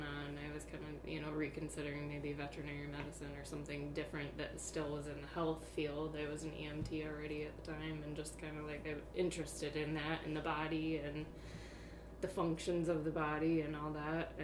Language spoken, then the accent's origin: English; Roscommon, Michigan, United States; moved away as an adult; also born or lived in Iowa / Ireland / North Dakota / Colorado; now in Alpena, United States; I am originally from Roscommon, Higgins Lake area